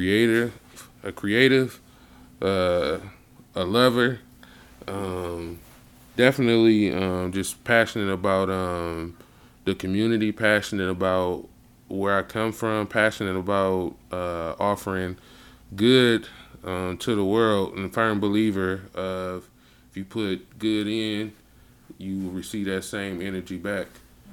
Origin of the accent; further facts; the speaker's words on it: Flint, Michigan, United States; growing up in Flint was the shit